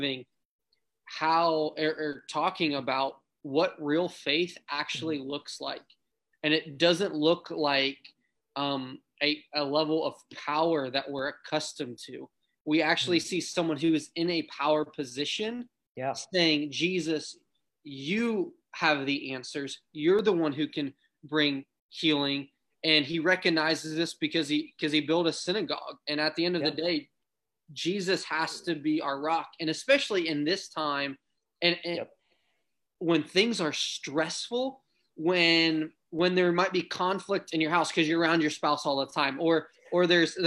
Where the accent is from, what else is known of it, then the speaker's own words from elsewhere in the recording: Ohio, United States; growing up in Ohio